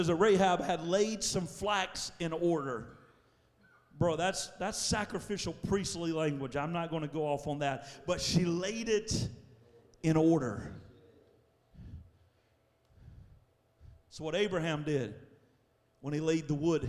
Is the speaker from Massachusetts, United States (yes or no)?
no; Louisiana, United States; I was born and raised in Louisiana, so you know how us Southerners are